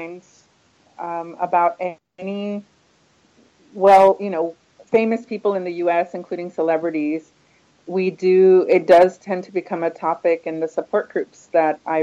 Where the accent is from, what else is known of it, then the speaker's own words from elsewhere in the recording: Houston, Texas, United States; I grew up in Houston